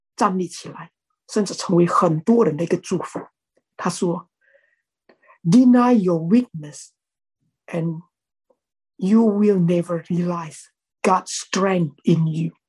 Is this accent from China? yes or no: no; Indonesia; 我是印尼的